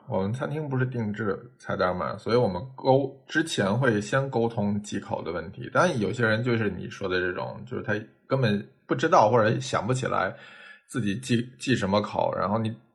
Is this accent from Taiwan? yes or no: no; northern China, China; 作为北方人，像，像，呃，酱豆腐、虾酱嗯、皮蛋这种，我其实小时候也不喜欢